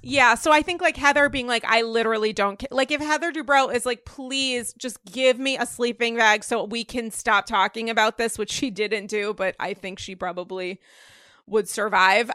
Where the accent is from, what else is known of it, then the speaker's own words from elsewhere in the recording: Rhode Island, United States; now in New York, United States; I'm from Rhode Island.